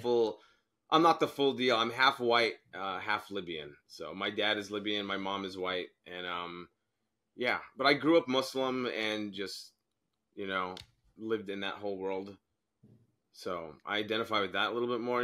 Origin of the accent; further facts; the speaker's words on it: Arizona, United States; I'm an American, grew up in Arizona